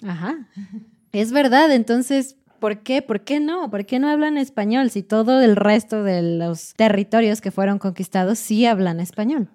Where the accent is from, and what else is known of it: Mexico